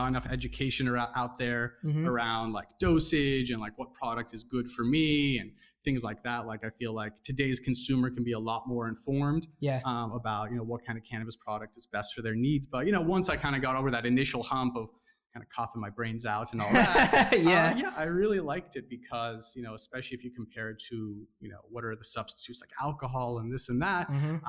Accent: Southern California, United States; also born or lived in Orange County / Los Angeles / Bay Area; I grew up in Southern California, kind of bounced back between Orange County and LA most of my life.

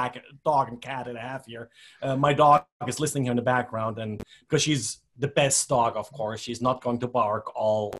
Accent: Germany; moved away as an adult; now in United States; I grew up in Germany originally, came to the United States like 30 years ago or something like that.

